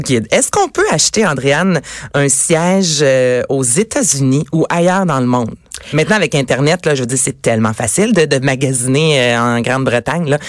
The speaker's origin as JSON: {"language": "French", "region": "Quebec", "country": "Canada", "said": "chez nous, au Québec"}